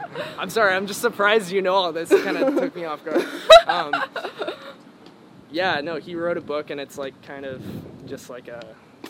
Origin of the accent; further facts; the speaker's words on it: San Jose, California, United States; I was born in San Jose and grew up in the Bay, actually.